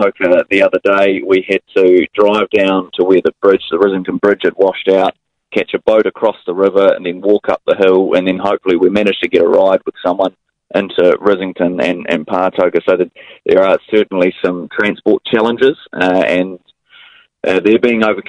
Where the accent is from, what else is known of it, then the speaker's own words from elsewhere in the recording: Hawke's Bay, New Zealand; I'm from Hawke's Bay